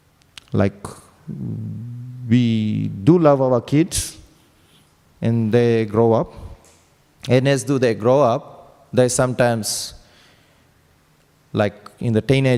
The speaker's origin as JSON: {"language": "English", "country": "Fiji", "moved": "as an adult", "lives_now": "Sydney, Australia", "said": "I came to Australia in 2001 from Fiji. I'm from Fiji"}